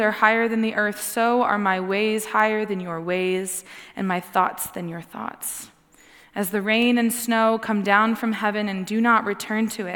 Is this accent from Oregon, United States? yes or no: no; Texas, United States; I'm 27, and I'm also from Texas